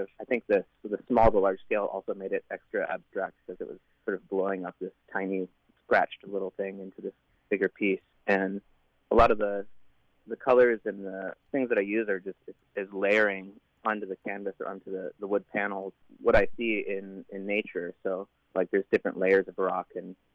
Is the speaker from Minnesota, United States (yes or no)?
no; Portland, Oregon, United States; I'm from Portland, Oregon